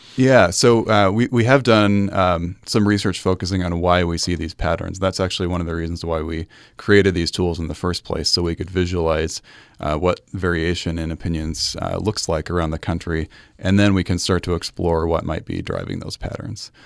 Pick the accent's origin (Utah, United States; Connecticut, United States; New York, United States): Utah, United States; Salt Lake City; I grew up in Salt Lake City, uh, in Sugar House